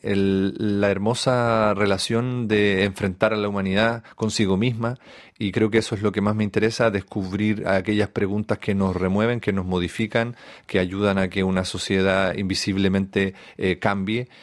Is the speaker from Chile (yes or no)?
yes; Chile; also born or lived in Hamburg, Germany / Argentina; a muy temprana edad llegué a Chile a vivir con una tía